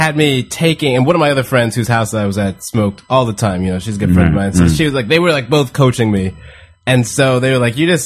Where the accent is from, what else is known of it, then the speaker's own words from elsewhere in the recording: Houston, Texas, United States; moved away; I grew up in Houston, Texas